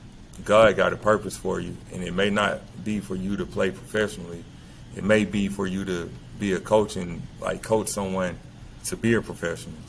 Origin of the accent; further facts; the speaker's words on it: LaGrange, Georgia, United States; also born or lived in El Salvador; I became the head middle school coach here in my hometown